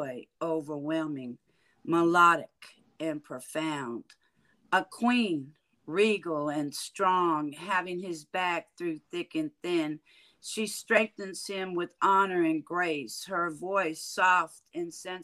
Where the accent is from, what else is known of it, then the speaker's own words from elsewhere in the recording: San Francisco, California, United States; moved away as an adult; now in Houston, United States; originally born and raised in San Francisco, California. I now reside in Houston, Texas. I've been here 20 years now